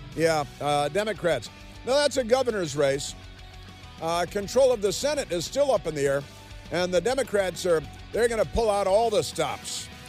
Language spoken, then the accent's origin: English; Chicago, Illinois, United States; moved away; I'm from Chicago